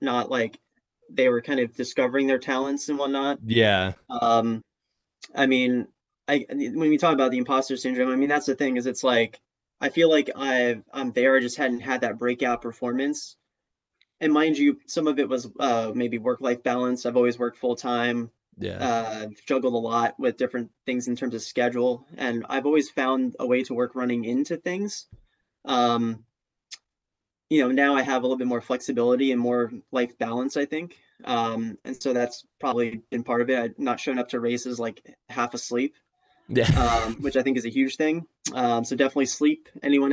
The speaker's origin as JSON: {"language": "English", "region": "New Jersey", "country": "United States", "tie": "born or raised there", "also_born_or_lived": "Oklahoma", "moved": "yes", "lives_now": "Rhode Island, United States", "said": "New Jersey, my home state"}